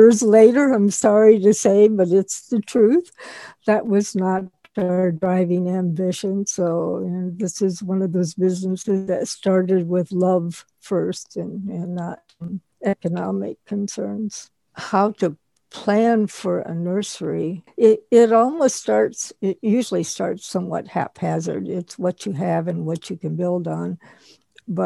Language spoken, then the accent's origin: English; Wisconsin, United States; now in Florida, United States; We had a large, huge garden when I was growing up in Wisconsin